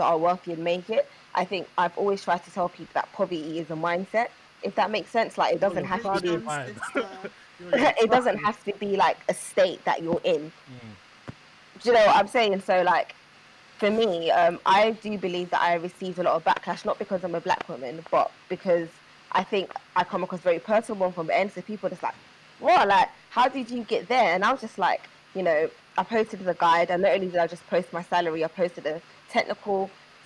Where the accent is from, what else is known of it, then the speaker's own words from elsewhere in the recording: London, United Kingdom; I grew up in Peckham.